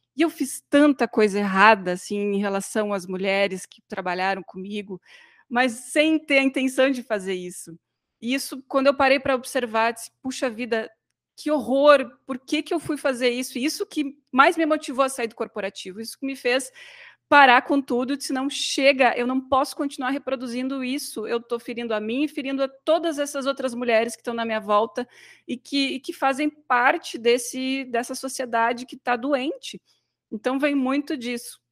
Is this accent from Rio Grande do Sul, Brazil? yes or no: yes; Novo Hamburgo, Rio Grande do Sul, Brazil; now in Santa Maria, Brazil; Hoje eu estou em Santa Maria, sou né, de Novo Hamburgo, região metropolitana ali do ladinho de Porto Alegre